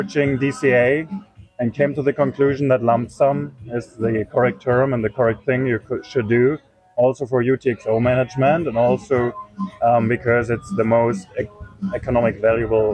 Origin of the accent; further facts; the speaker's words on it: Germany; also born or lived in eastern Germany; I'm from Germany, mm-hmm. and I moved a lot in Germany because I was studying at different universities